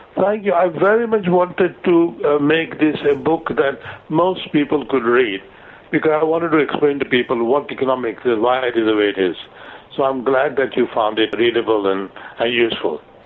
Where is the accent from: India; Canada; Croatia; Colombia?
India; moved away as an adult; also born or lived in United States / London; now in United Kingdom; I was born in India, and uh, I, I did my first couple of degrees in India